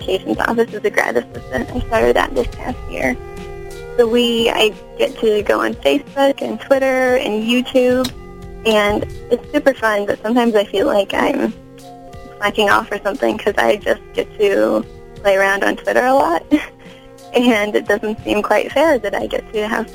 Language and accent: English; Morton, Illinois, United States; I am born and raised in Illinois. I moved around sort of from small town to small town. I grew up in a town called Morton, Illinois